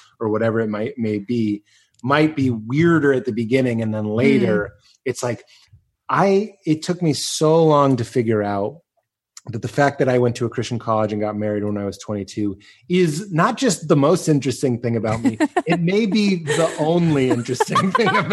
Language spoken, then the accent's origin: English; Lexington, Massachusetts, United States; moved away; also born or lived in Chicago; I'm from Lexington, Massachusetts